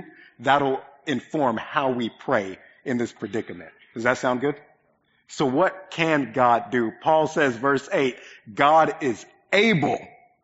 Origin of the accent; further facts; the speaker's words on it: Oklahoma, United States; moved away; My family's massive. there's a lot of us, and most of us live in Oklahoma.